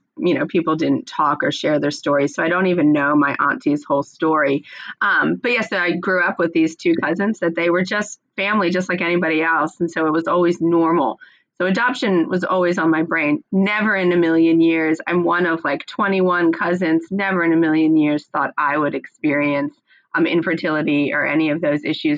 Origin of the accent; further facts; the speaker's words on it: United States; accent: American; now in Australia; I am an American. I'm living in Australia